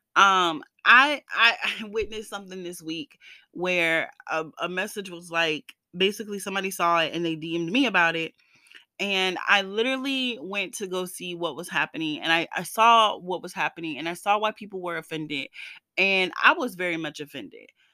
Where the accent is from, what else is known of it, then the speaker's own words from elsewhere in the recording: the South, United States; moved away; I went to school in the South, I grew up in the South